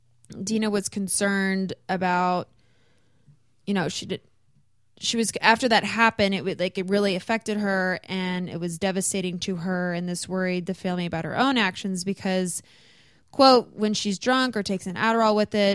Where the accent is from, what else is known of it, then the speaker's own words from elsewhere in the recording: the South, United States; now in Los Angeles, United States; I grew up in the South, so food is like huge to me.